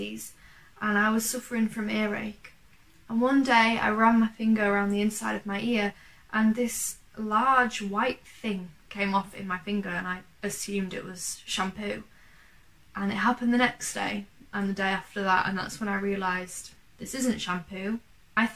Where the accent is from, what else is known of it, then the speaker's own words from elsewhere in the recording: Yorkshire and the Humber, United Kingdom; from East Yorkshire